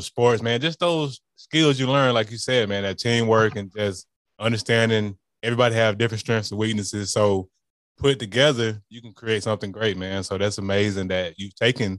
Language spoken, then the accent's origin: English; Montgomery, Alabama, United States; I'm from the Gump.